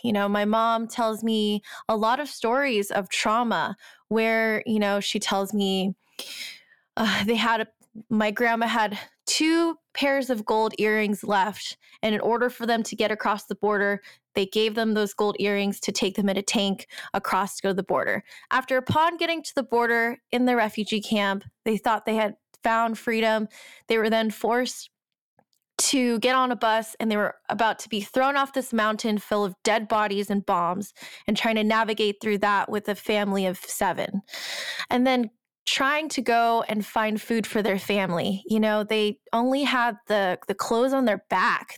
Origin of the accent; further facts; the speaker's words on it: United States; My background is Chinese, Cambodian, Thai, and I'm American.